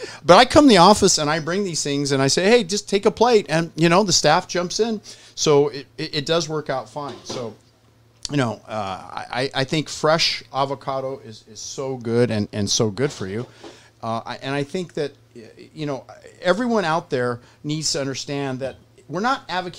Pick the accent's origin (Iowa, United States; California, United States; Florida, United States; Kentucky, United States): California, United States; Southern; I'm from Southern California.